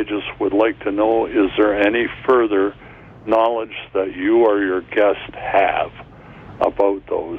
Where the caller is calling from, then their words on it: Brantford, Ontario, Canada; I'm calling from Brantford.